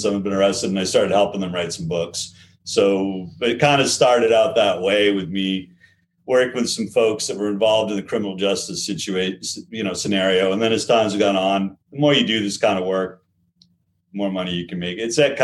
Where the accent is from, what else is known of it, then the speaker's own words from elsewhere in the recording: Portland, Maine, United States; also born or lived in California / New York; I live in Maine. I live in Portland, Maine. I've been around here most of my life